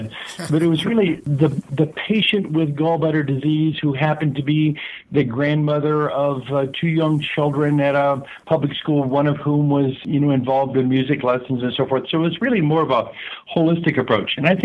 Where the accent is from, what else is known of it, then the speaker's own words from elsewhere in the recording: Southern California, United States; moved away as an adult; also born or lived in Iowa; I grew up in Southern California, and my parents were from Iowa.